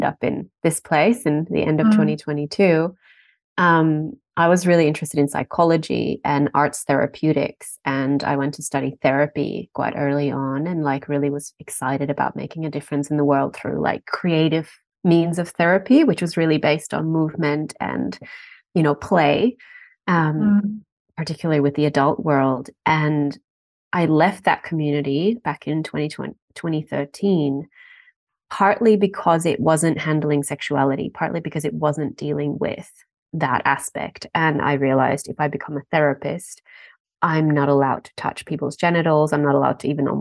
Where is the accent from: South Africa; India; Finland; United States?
Finland; also born or lived in Berlin; now in Australia; I'm from Finland